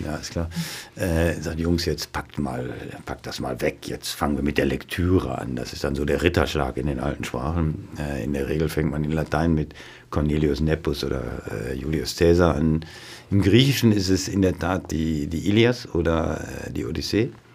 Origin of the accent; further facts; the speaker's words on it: on the Lippe, 20 km from Dortmund, North Rhine-Westphalia, Germany; da, wo ich aufgewachsen bin, das ist 20 Kilometer von, von da, wir werden an der Lippe 20 Kilometer von Dortmund ja. entfernt.